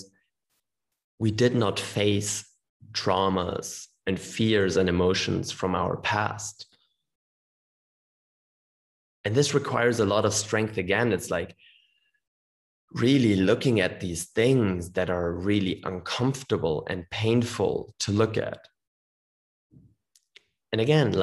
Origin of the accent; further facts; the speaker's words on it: Germany; growing up in Germany